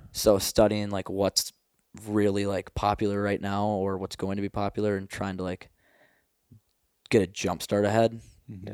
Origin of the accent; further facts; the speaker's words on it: Minnesota, United States; moved away as an adult; now in Montana, United States; growing up in Minnesota